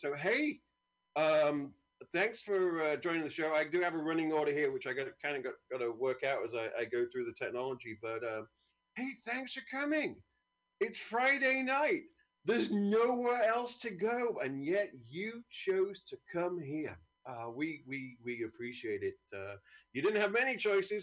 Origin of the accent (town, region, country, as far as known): United Kingdom